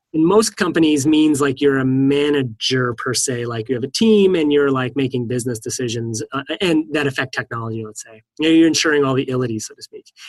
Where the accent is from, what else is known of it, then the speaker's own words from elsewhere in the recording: East Coast, United States; now in California, United States; I live in California, and I'm from the East Coast